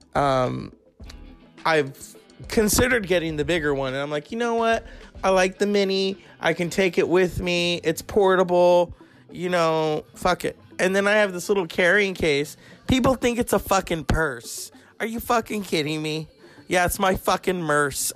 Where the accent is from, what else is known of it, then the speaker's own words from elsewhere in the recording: California, United States; I'm from California